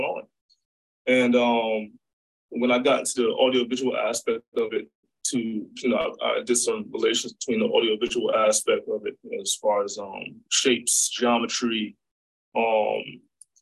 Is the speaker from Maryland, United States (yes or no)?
no; New York City, New York, United States; I'm from Brooklyn, from New York